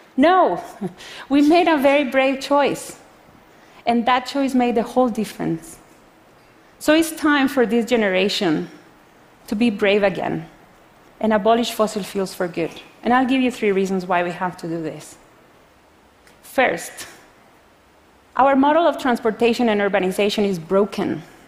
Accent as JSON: {"language": "English", "country": "Costa Rica", "said": "I come from Costa Rica, a developing country."}